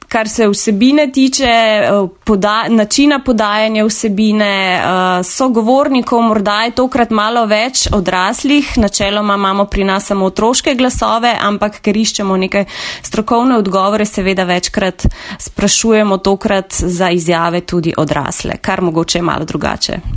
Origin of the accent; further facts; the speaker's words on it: Novo Mesto, Southeast Slovenia, Slovenia; prihajam iz Dolenske, iz Novega mesta